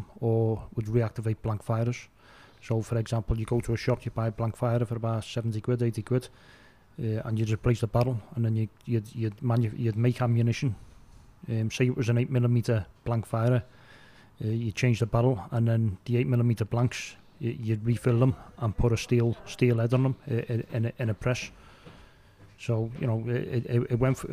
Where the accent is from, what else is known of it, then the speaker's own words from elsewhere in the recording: Liverpool, North West England, United Kingdom; I was brought up near Low Brick Road and Townsend Lane when I was a kid